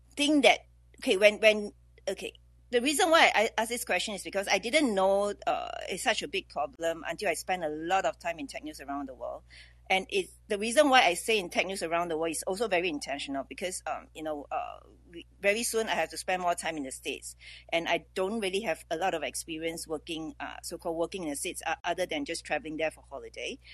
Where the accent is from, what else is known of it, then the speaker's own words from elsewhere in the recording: Singapore; I'm from Singapore